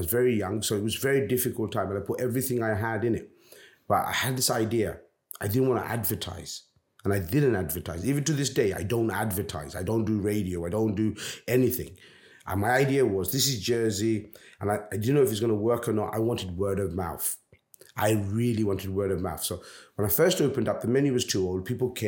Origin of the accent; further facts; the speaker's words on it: Bangladesh; I'm a Bangladeshi. I'm not an Indian restaurant. I am actually a Bangladeshi restaurant.